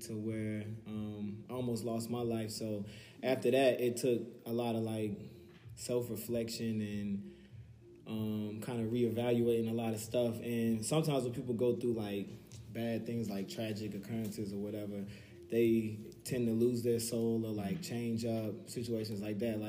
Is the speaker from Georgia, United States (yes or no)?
no; Raleigh, North Carolina, United States; I'm an entertainment lawyer, entrepreneur from Raleigh